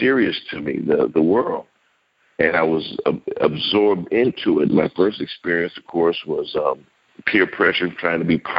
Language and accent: English; New York City, New York, United States; I'm originally from New York